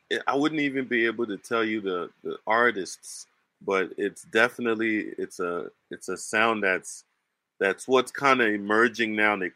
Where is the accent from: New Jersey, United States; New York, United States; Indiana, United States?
New Jersey, United States; And, and growing up in New Jersey, so in New mm. Jersey, it's all rappers up there.